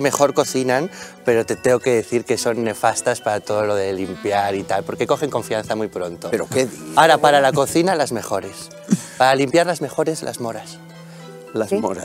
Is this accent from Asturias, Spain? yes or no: yes; Gijón, Asturias, Spain; yo soy de Gijón también